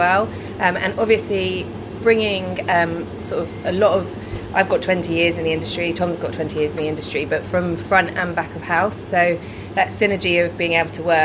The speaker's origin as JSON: {"language": "English", "town": "Brighton", "region": "South East England", "country": "United Kingdom", "said": "I'm from Brighton"}